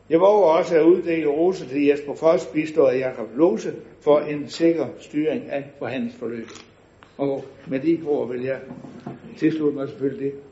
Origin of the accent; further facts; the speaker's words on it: West Jutland, Southern Denmark, Denmark; Som indfødt vestjyde er man nærmest født med en DNA, der forbyder uddeling af alt for mange roser.